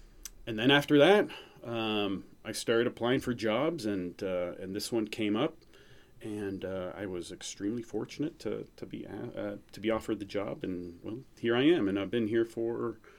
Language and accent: English; New England, United States; we both had, you know, growing up in New England in common, being kind of the outsiders in Missouri.